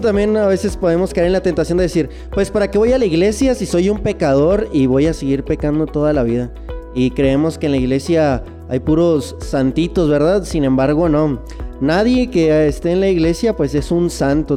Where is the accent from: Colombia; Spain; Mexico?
Mexico; Chihuahua; accent: norteño; soy de Ciudad meoki Chihuahua